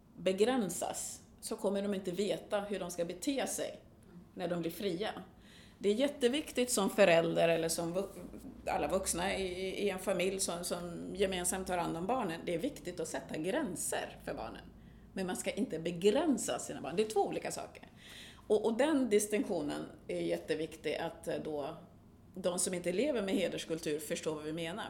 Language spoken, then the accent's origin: Swedish; Sweden; also born or lived in Burundi; jag har levt mitt liv i Sverige som svensk